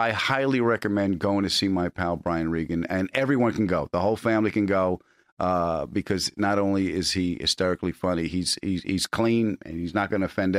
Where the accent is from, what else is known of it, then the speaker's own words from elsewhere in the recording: New York City, New York, United States; I was from Queens